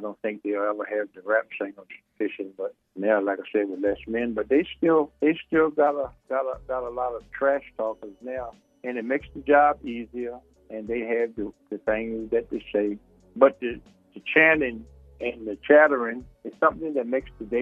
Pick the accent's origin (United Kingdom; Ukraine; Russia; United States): United States; Weems, Virginia; I was born in Weems, Virginia